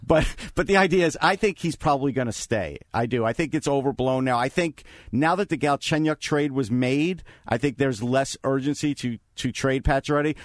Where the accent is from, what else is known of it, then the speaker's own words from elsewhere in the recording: Long Island, New York, United States; growing up on Long Island